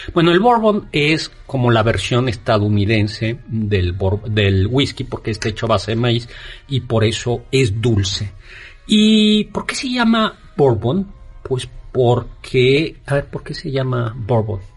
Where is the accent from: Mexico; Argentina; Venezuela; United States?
Mexico; los mexicanos tenemos